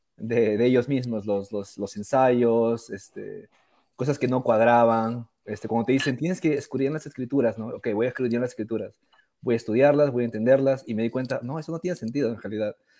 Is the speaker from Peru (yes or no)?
yes; Peru; now in West Jordan, United States; yo originalmente soy de Perú y yo vivo en Utah también y vivo en la ciudad de West Jordan ahorita.